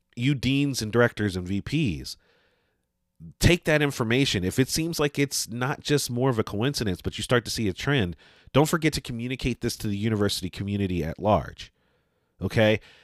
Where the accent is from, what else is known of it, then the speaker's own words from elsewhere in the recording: Northeast, United States; growing up in the Northeast